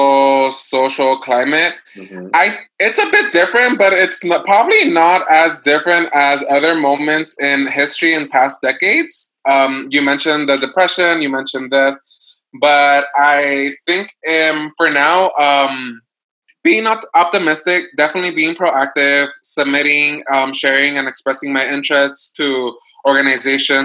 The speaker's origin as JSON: {"language": "English", "town": "Los Angeles", "region": "California", "country": "United States", "tie": "born or raised there", "also_born_or_lived": "Amherst", "moved": "as an adult", "said": "I relocated to my hometown, Los Angeles"}